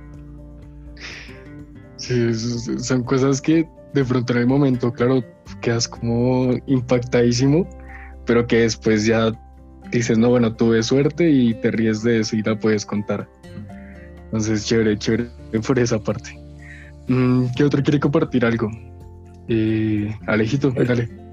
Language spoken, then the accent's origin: Spanish; Colombia; yo orgulloso de ser colombiano